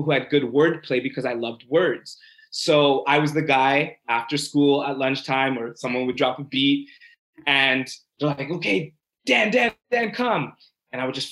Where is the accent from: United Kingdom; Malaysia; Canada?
Canada; Brampton, Ontario; also born or lived in Toronto; Born in Toronto, very early age, I think two, moved to Brampton. You know, went through the school system.